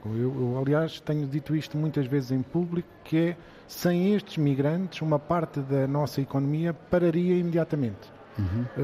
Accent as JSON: {"language": "Portuguese", "country": "Portugal", "said": "nós, enquanto portugueses, conhecemos também noutras partes do mundo."}